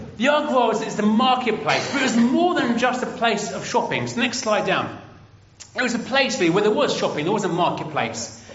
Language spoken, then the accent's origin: English; England, United Kingdom; I'm from England